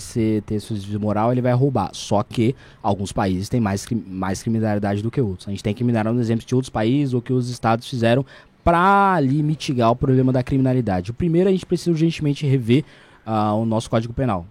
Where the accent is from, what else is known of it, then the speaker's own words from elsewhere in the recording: São Paulo, Brazil; vim da periferia do estado de São Paulo, da cidade de São Paulo